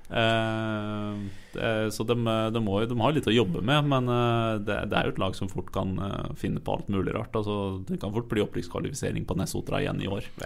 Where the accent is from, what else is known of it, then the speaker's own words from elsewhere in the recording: Eastern Norway, Norway; jeg er fra Østland